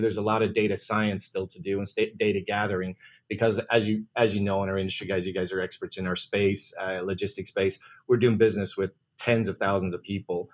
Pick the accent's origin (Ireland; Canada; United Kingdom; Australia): Ireland; moved away; being an Irish guy